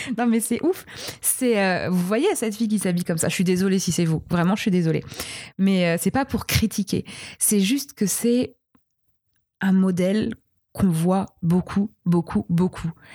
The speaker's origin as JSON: {"language": "French", "region": "Brittany", "country": "France", "said": "je viens de l'ouest de la France, je suis bretonne"}